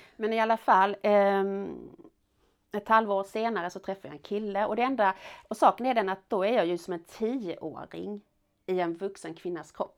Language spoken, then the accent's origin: Swedish; Malmö, Skåne, Sweden; also born or lived in France; jag växte upp i Malmö centrum